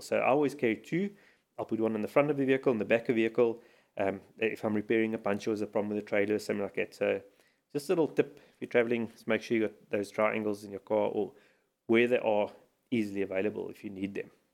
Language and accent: English; South Africa; as a South African traveling to Mozambique